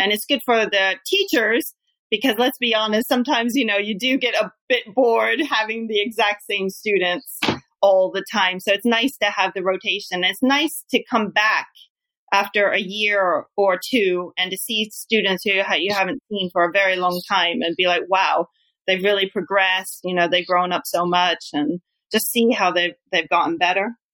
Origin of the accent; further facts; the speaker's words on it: United States; now in Japan; I'm American